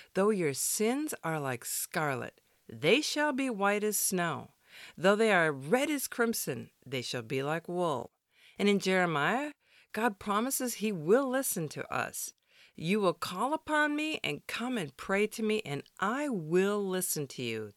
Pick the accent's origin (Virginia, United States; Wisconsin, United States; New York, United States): Wisconsin, United States; moved away; I grew up in Wisconsin, where the winters are brutally cold.